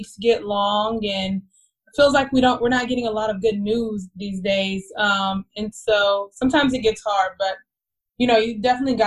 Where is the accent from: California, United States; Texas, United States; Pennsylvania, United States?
Texas, United States; Dallas; moved away as an adult; now in Atlanta, United States; I'm originally from Dallas, Texas.